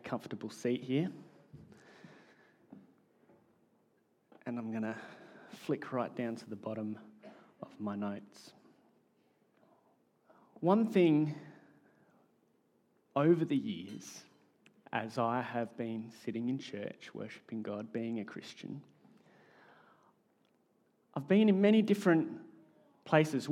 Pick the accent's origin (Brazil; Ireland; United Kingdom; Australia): Australia; accent: Australian; my Australian accent